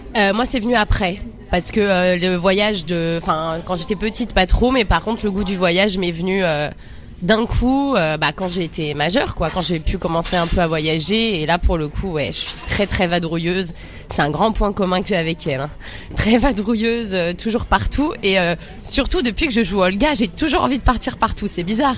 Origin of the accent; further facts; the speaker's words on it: Seine-Saint-Denis, Île-de-France, France; on est sous bois 9-3